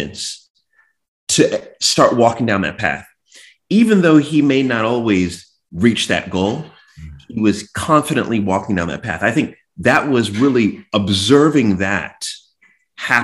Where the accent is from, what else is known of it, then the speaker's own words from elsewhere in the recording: New York, United States; I was born in New York, and we lived in Jamaica, Queens